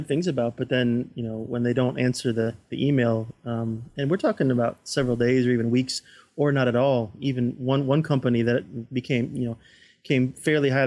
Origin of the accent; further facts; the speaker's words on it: Florida, United States; moved away; I'm from Florida originally, and we have family down